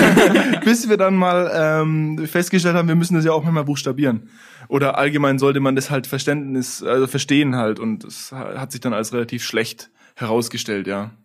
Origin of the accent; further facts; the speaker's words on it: Lauf an der Pegnitz, Bavaria, Germany; also born or lived in Italy; Wir kommen beide aus Lauf, sind da im COT auch auf die Schule gegangen